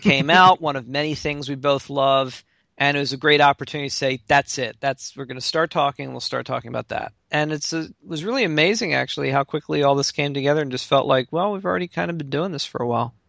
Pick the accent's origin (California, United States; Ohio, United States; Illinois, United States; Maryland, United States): Maryland, United States; Baltimore; I grew up in Baltimore, Maryland, or really outside Baltimore, and am still there to this day